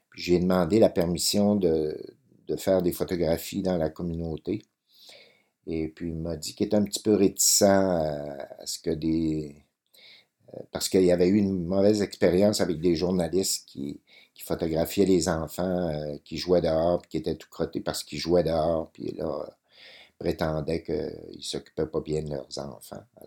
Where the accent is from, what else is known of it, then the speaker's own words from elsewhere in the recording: Métabetchouan, Quebec, Canada; Moi, je suis né à Métabetchouan